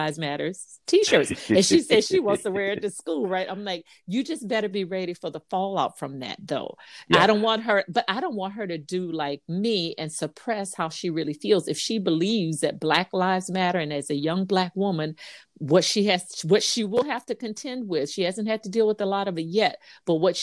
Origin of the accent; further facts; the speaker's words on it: Louisiana, United States; now in South Carolina, United States; I'm from Louisiana